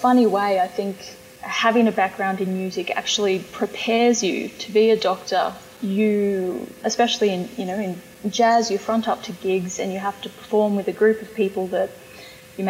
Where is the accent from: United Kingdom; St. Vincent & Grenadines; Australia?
Australia; Bathurst, New South Wales; I grew up in Bathurst